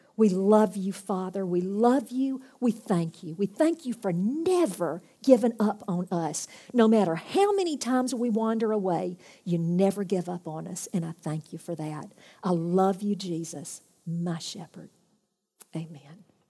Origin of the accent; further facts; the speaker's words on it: United States; I'm come from America.